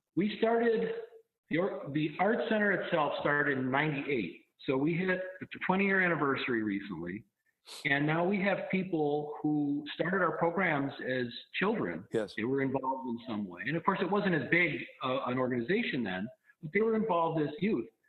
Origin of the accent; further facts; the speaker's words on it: Colden, New York, United States; I grew up in Colden, outside of the outside of the village quite a ways, but you know part of the kind of greater community here